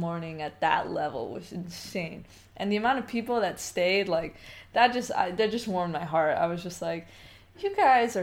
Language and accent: English; United States; as an American player